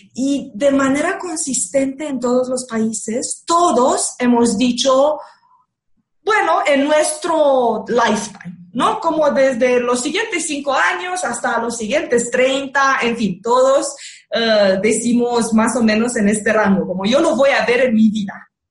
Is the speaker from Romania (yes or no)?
yes; Romania; moved away; yo soy rumana